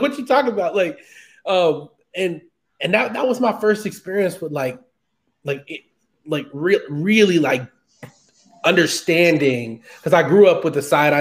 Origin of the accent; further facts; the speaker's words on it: Houston, Texas, United States; I grew up in Texas. I grew up in Houston